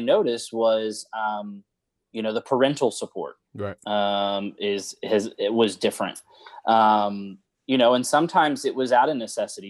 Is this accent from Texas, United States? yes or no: yes; Houston, Texas, United States; also born or lived in The Woodlands, Texas; I grew up in West Side of Houston